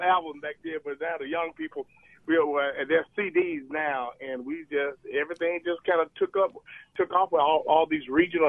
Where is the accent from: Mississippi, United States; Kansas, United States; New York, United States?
Mississippi, United States; Jackson; We're all from Jackson, of course, but we didn't even live in the same part of Jackson.